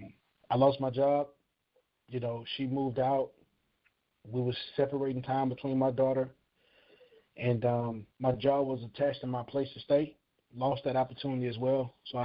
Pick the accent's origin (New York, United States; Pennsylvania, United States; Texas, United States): Texas, United States; Houston; moved away as an adult; also born or lived in California; I'm from Houston, Texas, born and raised